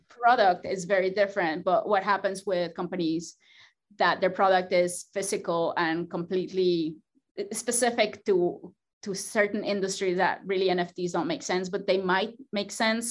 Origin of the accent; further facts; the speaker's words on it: Mexico; moved away as an adult; now in Georgia, United States; I come from Mexico